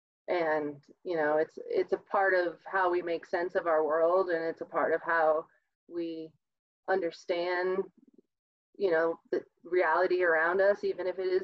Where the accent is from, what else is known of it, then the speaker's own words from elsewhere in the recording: Midwest, United States; again, I'm from the Midwest, where that, you know, it is we are the other, or they are the other